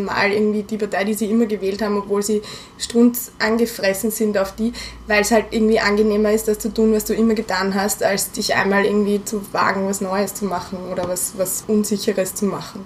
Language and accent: German; Vienna, Austria; auf der WU als Wienerin